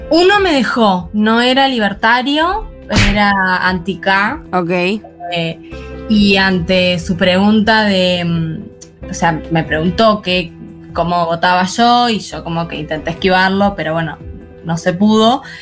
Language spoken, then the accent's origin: Spanish; General Roca, Río Negro, Argentina; General Roca, tierra de los Soria.